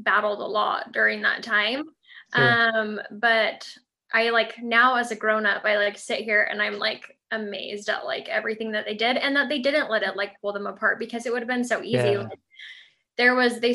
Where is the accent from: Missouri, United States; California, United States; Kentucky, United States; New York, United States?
California, United States; Southern; I grew up in Southern California.